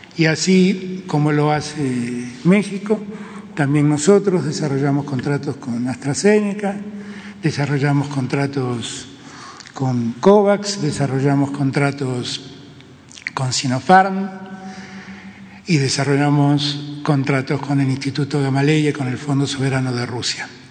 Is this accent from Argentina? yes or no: yes; Argentina; mi país